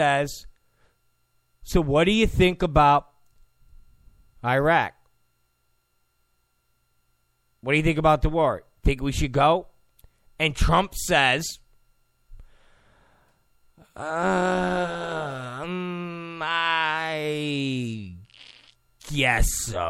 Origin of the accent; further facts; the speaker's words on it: New York, United States; I'm a New Yorker. I'm from New York.